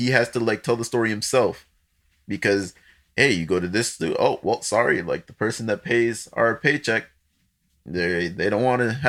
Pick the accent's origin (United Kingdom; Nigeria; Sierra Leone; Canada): Nigeria; But then I'm Nigerian. Like, I'm born there. I have a passport and everything.